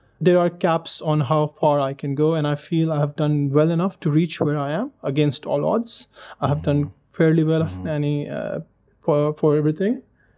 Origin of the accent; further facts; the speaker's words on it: Pakistan; moved away; I'm from Pakistan originally.